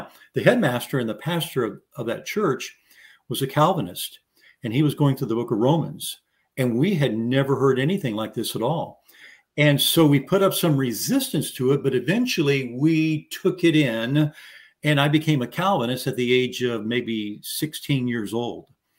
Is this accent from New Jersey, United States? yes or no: no; San Antonio, Texas, United States; I'm from San Antonio, Texas, so born and raised here